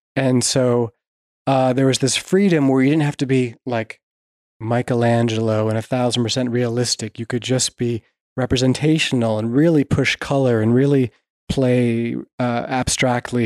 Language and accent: English; Vermont, United States; I grew up in Vermont and loved the lakes and rivers